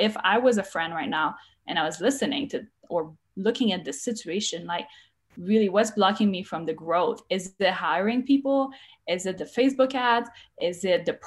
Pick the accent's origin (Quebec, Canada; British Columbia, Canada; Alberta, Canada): Quebec, Canada; English is a second language; now in United States; I'm Canadian. From Quebec. I speak French.